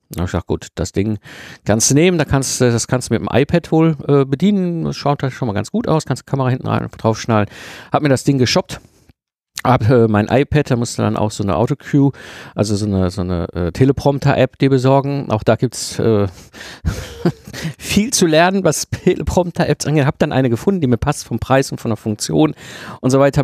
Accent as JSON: {"language": "German", "country": "Germany", "said": "wir Deutsche"}